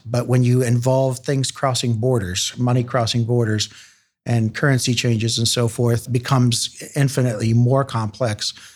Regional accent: Chillicothe, Ohio, United States; also born or lived in Columbus; So I was born in Chillicothe, not far from Columbus

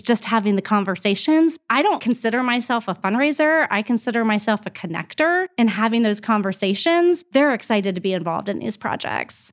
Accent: Columbus, Ohio, United States; I grew up in Clintonville, right across from Studio thirty-five

